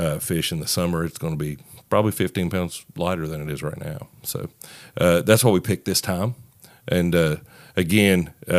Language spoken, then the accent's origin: English; West Virginia, United States; moved away as an adult; now in Nashville, United States; I moved to Nashville from West Virginia about 3.5 years ago, and so this is one of the times, you know, we go home and meet and spend time with family.